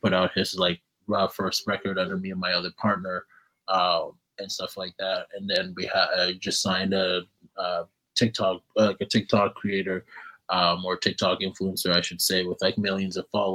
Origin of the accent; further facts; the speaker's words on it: Calgary, Alberta, Canada; if you're from Calgary, then you know the Bow River